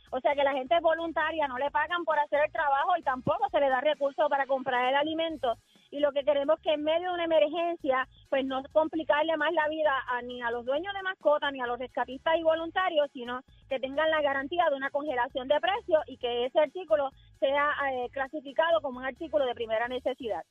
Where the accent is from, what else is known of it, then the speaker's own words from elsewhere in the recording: Rincón, Puerto Rico; yo soy del pueblo de los bellos atardeceres, yo soy de Rincón